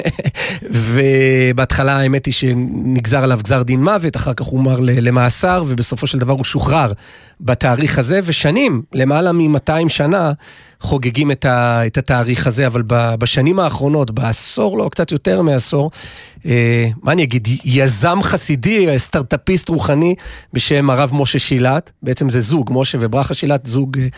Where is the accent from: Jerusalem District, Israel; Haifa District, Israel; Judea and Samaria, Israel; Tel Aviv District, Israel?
Jerusalem District, Israel; Jerusalem; אנחנו ירושלמים